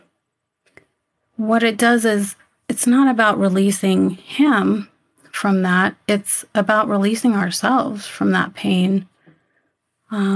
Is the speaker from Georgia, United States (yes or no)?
no; Yuma, Arizona, United States; I grew up in Yuma, Arizona